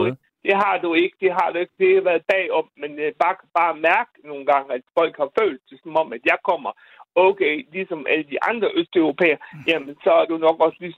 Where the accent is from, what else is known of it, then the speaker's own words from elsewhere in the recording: Bosnia & Herzegovina; now in Randers, Denmark; nu kommer jeg fra Bosnien, som sagt, ikke?